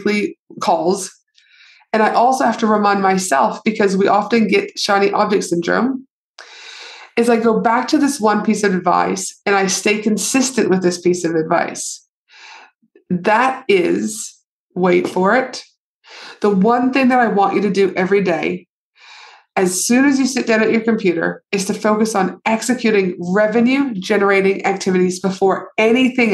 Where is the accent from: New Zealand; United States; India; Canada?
Canada; moved away; my home country, aka Canada